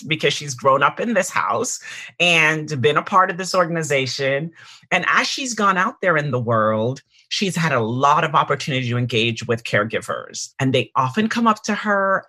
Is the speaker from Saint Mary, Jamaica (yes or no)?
yes; Retreat, Saint Mary, Jamaica; also born or lived in St. Ann's Bay, Jamaica / Boston, United States; now in United States; I grew up in a small town of 400 and some odd people called Retreat St. Mary